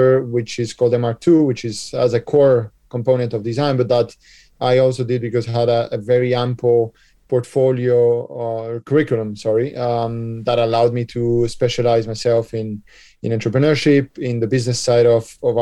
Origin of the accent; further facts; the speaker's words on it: Colombia; also born or lived in United States / San Francisco; now in Spain; I was born in Colombia, basically, but I come from a Spanish and Belgian family